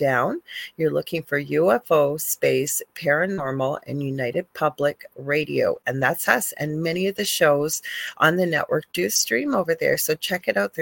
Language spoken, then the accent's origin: English; Canada; I'm a Canadian spiritual psychic medium